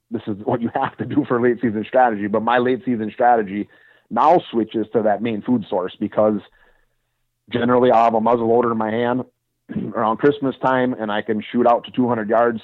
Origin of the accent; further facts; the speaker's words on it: Wisconsin, United States; also born or lived in southern Iowa; now in Iowa, United States; I'm from Wisconsin